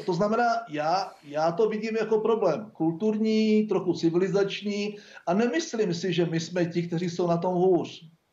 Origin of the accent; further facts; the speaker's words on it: Czechia; jako Češi